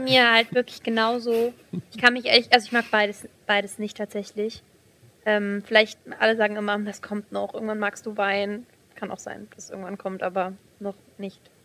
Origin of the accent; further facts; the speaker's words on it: Aßlar, Hesse, Germany; ich bin 18 Jahre alt, ähm, ich komme aus Asla